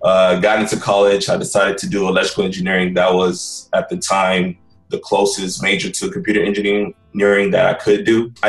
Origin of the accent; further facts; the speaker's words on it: Houston, Texas, United States; also born or lived in San Antonio, Texas; My parents immigrated here from Nigeria back in 1981. Pretty much born and raised in Houston, Texas. I love it out here.